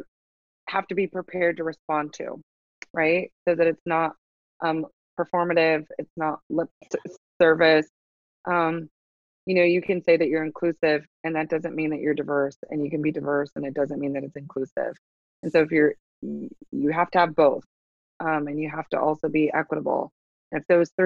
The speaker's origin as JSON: {"language": "English", "region": "Nebraska", "country": "United States", "tie": "born or raised there", "said": "born and raised in Nebraska."}